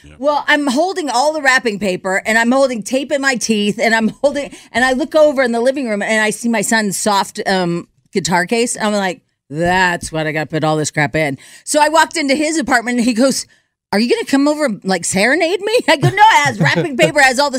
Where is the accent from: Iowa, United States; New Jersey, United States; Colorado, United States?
Colorado, United States; Denver; I'm from Denver, Colorado.